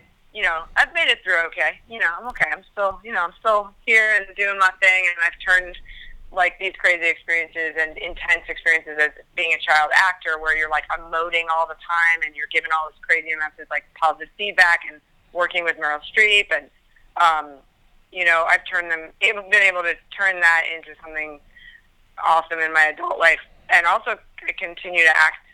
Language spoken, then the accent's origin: English; New Jersey, United States; also born or lived in Brooklyn, New York; I was born in Brooklyn, raised in Jersey